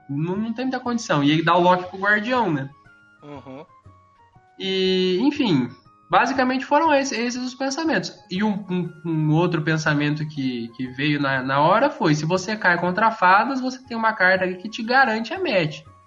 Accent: Campinas, São Paulo, Brazil; sou de Campinas

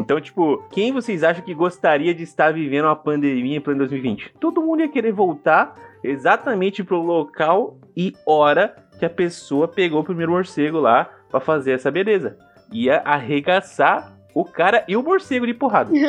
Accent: interior of São Paulo, Brazil; a cidade onde eu cresci, né, interior de São Paulo, ela, é, ela era uma colônia japonesa

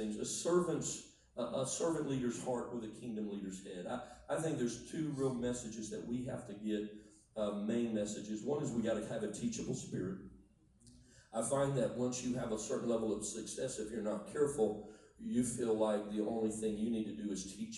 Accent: Miami, Florida, United States; moved away; I was born in South Florida. I lived in Miami.

